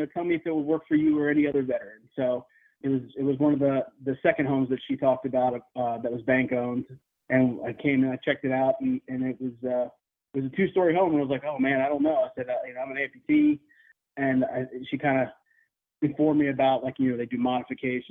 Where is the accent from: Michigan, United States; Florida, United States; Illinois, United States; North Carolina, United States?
Florida, United States; Daytona Beach; I'm originally from Daytona Beach, Florida